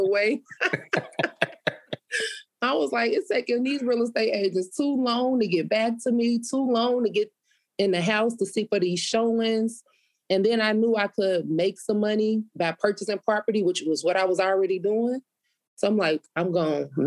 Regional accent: Chicago, Illinois, United States; I was born and raised on the South Side.

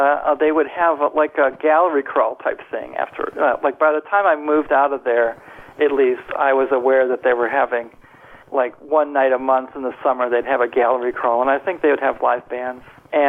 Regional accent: Milwaukee, Wisconsin, United States; Generally, the Milwaukee area.

